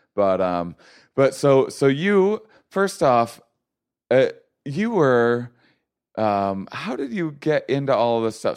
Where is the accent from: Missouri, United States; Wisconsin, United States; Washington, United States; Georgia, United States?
Wisconsin, United States; La Crosse; in LaCrosse, Wisconsin, my hometown